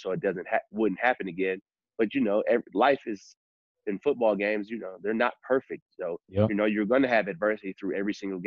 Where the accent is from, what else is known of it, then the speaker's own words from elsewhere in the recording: Bloomfield Hills, Michigan, United States; I'm from Bloomfield Hills, Michigan.